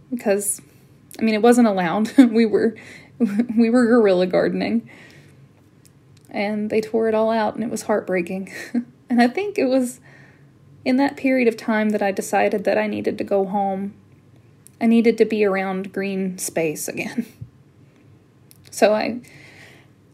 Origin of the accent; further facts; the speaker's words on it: Appalachia, United States; moved away as an adult; also born or lived in Washington, D.C.; there was a bias and a stereotype against me because I was from Appalachia